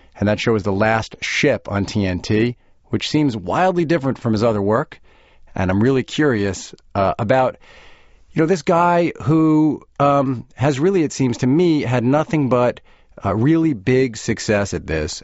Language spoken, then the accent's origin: English; Roslyn, New York, United States; I grew up in Roslyn